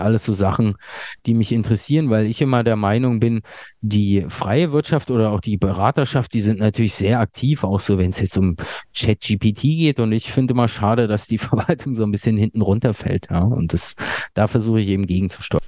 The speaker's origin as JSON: {"language": "German", "region": "Berlin", "country": "Germany", "also_born_or_lived": "Ludwigsburg", "said": "ursprünglich komme ich aus Berlin"}